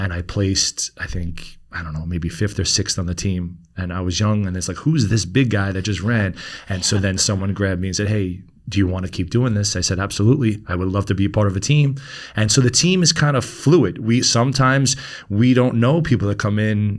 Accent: New York City, New York, United States; we grew up in Queens

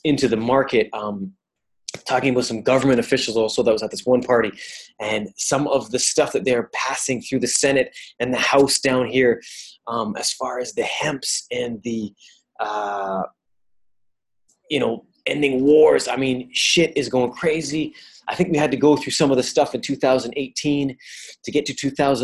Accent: Canada; also born or lived in Italy; I come from Canada.

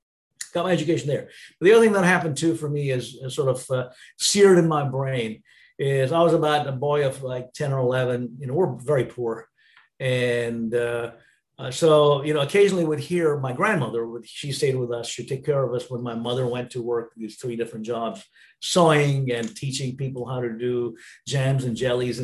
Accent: Bangalore, Karnataka, India; moved away as an adult; also born or lived in Hyderabad, India; born and raised in India, born in Hyderabad, India, and raised in Bangalore

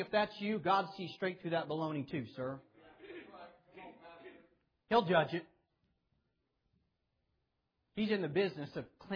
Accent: Clearwater, Kansas, United States; my whole life I was raised up in Clearwater, Kansas

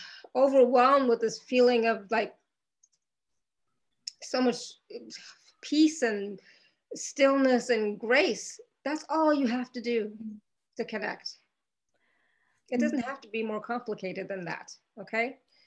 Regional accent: India; Like I'm Indian, I'm Hindu. And so for us, our body and our home is our temple.

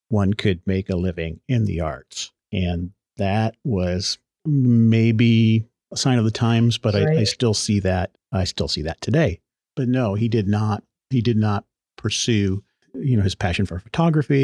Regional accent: Omaha, Nebraska, United States; I was born in Omaha, Nebraska.

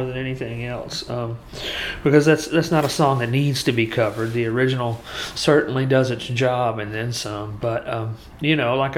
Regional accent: Muscle Shoals, Alabama, United States; a huge part of my creative upbringing was the fact that I grew up in Muscle Shoals

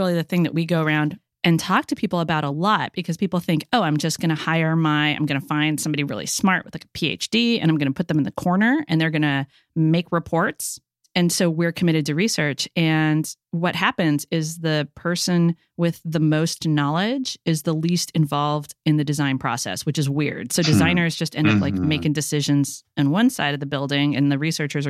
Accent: Los Angeles, California, United States; now in San Francisco, United States; I'm from Los Angeles

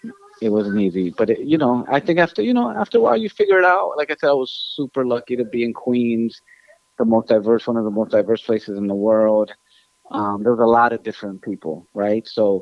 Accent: Ecuador; I think growing up in Ecuador, what I loved was having my grandparents

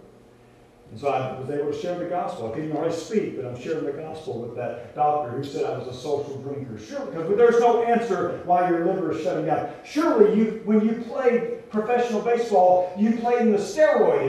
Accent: Louisiana, United States; I grew up in Louisiana

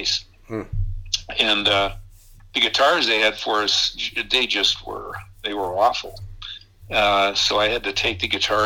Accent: Minneapolis, Minnesota, United States; I was a kid from North Minneapolis

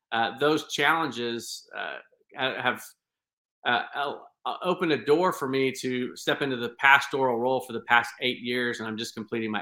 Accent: Clay County, Indiana, United States; moved away as an adult; also born or lived in Houston, Texas; I am from the state of Indiana, and I was born and raised in Clay County, Indiana.

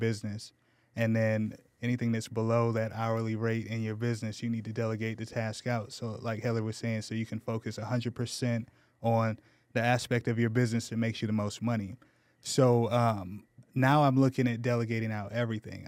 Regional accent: Menifee, California, United States; born or raised there; moved away as an adult; also born or lived in Ohio; now in San Antonio, United States

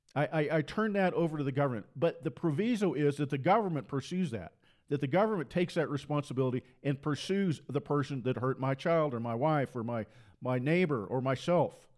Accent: Port Orchard, Washington, United States; moved away as an adult; also born or lived in Seattle, Washington / Matamoros, Mexico; I was born in Seattle, and I, I got my undergraduate degree in Seattle, University of Washington, and I grew up west of Seattle

